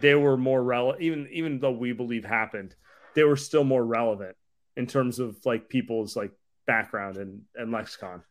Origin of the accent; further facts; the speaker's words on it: Northern California, United States; we're all from Northern California